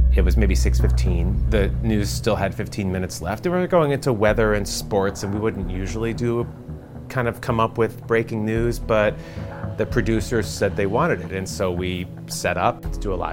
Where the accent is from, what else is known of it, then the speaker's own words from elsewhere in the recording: New York City, New York, United States; I grew up in New York City, and I went to high school in the Bronx